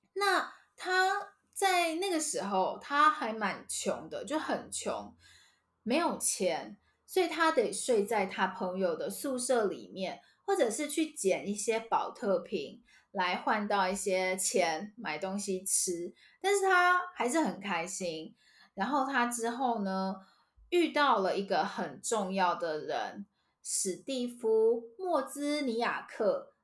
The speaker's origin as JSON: {"language": "Chinese", "country": "Taiwan", "said": "我们台湾人"}